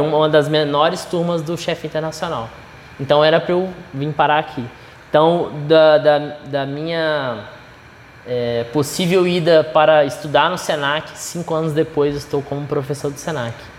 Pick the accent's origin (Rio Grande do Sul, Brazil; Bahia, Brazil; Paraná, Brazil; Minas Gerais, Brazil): Minas Gerais, Brazil; eu sou de Minas Gerais